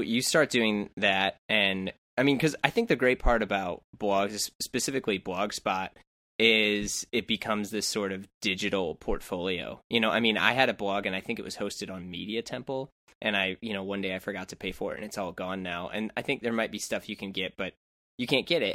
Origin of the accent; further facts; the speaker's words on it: St. Louis, Missouri, United States; I'm from St. Louis, which is not too far